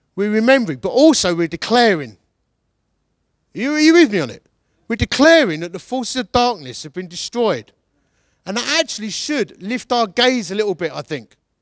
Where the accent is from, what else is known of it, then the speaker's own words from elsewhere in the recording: Essex, East of England, United Kingdom; now in Derbyshire, United Kingdom; I'm from Essex. We're proper grumpy about everything all the time